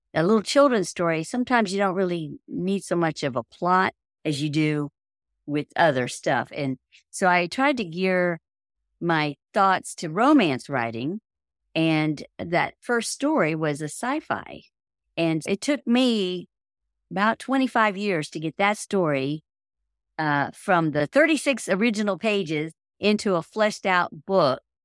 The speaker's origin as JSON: {"language": "English", "town": "Miami", "region": "Florida", "country": "United States", "tie": "born or raised there", "moved": "as an adult", "said": "I grew up in Miami, Florida. and I lived there until I graduated from high school"}